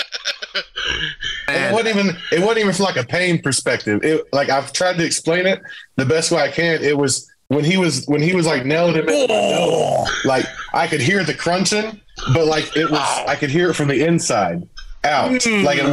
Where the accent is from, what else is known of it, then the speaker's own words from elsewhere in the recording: Oklahoma, United States; I'm from Oklahoma, and I spent most of my career in Oklahoma